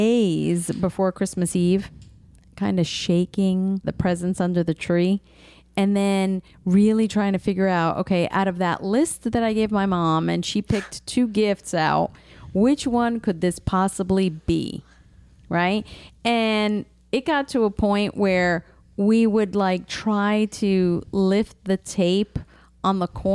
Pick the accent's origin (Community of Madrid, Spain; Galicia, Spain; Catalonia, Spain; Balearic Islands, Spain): Galicia, Spain; I am from Galicia, Spain